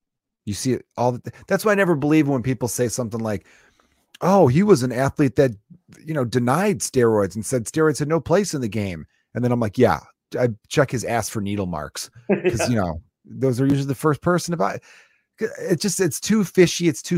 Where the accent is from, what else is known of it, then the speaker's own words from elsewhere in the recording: Chicago, Illinois, United States; I'm fucking from the North Side, you White Sox fan piece of shit.